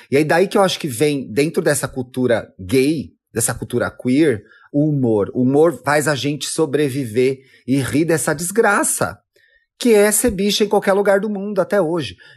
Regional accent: Brazil; E você vê que a gente está em 2020, a gente é brasileira, a gente tem outra, outra vivência

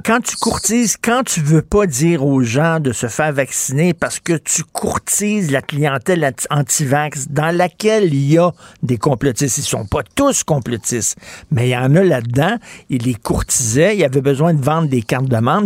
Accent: Montreal, Quebec, Canada; je viens d'un milieu pauvre. Je viens de Verdun, près, vous le savez, près de Pointe-Saint-Charles

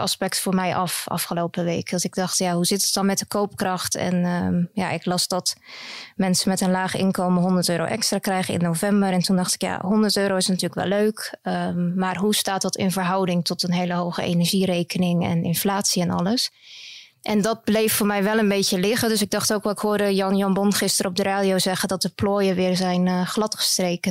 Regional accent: Netherlands; moved away as an adult; now in Belgium; Ik kom zelf uit Nederland.

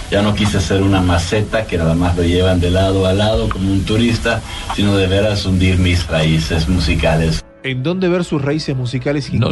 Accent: Austria; moved away as an adult; Sí, yo vine ahí como musicólogo desde Austria en el año 80 para escribir la música para la biblioteca en Viena de la universidad

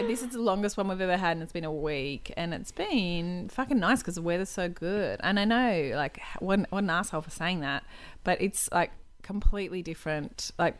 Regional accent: Queensland, Australia; I'm from Queensland, Claire. We don't do that up here, Claire.

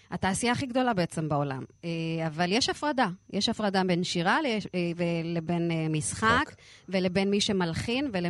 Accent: Lod, Central District, Israel; נכון, גדל, גדלתי בפריפריה.

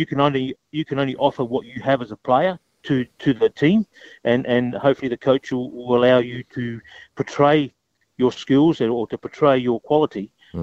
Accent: Adelaide, South Australia, Australia; It's my hometown. You know, it's my hometown.

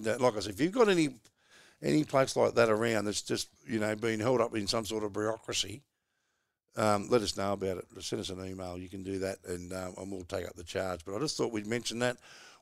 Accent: Australia; And I'm just a bloody like you, mate. We're just Aussie battlers who just like to get out and enjoy ourselves.

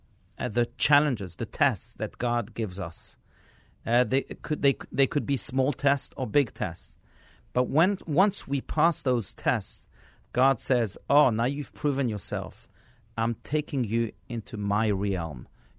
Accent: France; also born or lived in South Africa / Israel; now in United States; I grew up in France, I grew up in South Africa and in Israel, and when I came to America, I started to look at things differently

